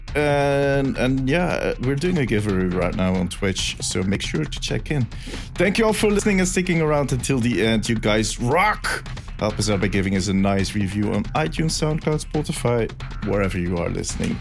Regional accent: Belgium; English is a second language; I'm from Belgium. I have a good excuse for having a weird accent

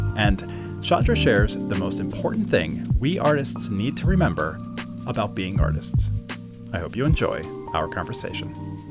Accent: Baltimore, Maryland, United States; also born or lived in Parkville, Maryland / Towson, Maryland; I'm from Baltimore.

